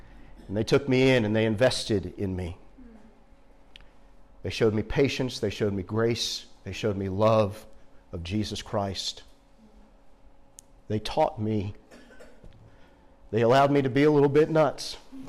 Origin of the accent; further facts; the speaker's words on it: Northeast, United States; I told you I grew up in the Northeast.